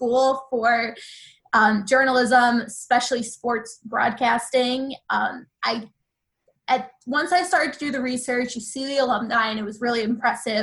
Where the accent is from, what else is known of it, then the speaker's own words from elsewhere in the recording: Long Island, New York, United States; moved away as an adult; now in Washington, D.C., United States; I'm from Long Island, kind of wanted to go a little bit farther away for college.